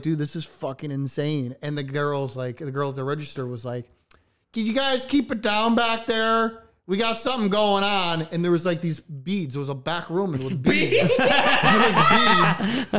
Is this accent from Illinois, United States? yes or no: yes; Chicago, Illinois, United States